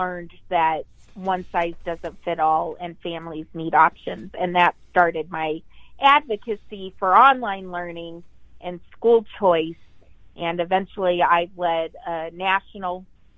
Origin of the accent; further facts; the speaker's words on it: Colorado, United States; moved away as an adult; also born or lived in Pennsylvania; I'm from Colorado.